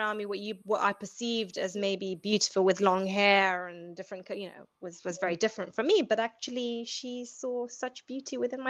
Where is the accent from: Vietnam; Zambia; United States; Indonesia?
Zambia; So I am born and bred in Zambia, but I went to an English boarding school.